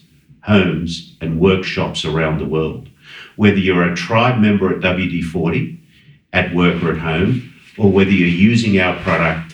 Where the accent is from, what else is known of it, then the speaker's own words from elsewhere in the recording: Sydney, New South Wales, Australia; moved away; I was born in Sydney, Australia, as some of you might get from my accent.